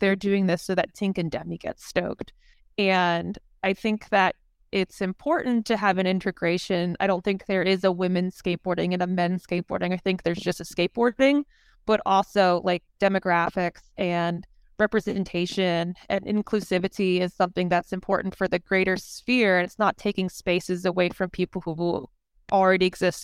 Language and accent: English; Maryland, United States; I grew up in Maryland